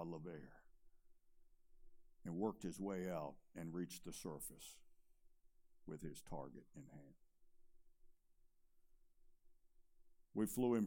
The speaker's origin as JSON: {"language": "English", "area": "Chesterfield County", "region": "Virginia", "country": "United States", "tie": "born or raised there", "said": "I was born and raised in Chesterfield County. I went to Meadowbrook High School"}